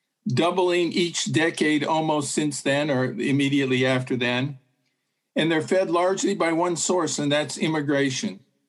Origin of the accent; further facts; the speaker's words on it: Utah, United States; which is north of where I grew up in Utah